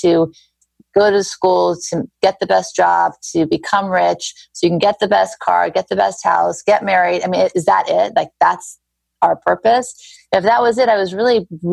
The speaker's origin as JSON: {"language": "English", "town": "Beverly Hills", "region": "California", "country": "United States", "tie": "born or raised there", "also_born_or_lived": "Thibodaux, Louisiana / New Orleans, Louisiana", "said": "I grew up in Beverly Hills. I was born in Thibodaux, Louisiana, lived in New Orleans, had a very happy childhood."}